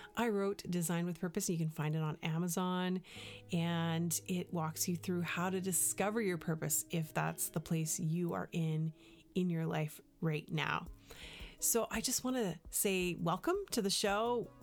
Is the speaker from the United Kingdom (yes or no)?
no; Canada; moved away; also born or lived in United States; Now, I'm Canadian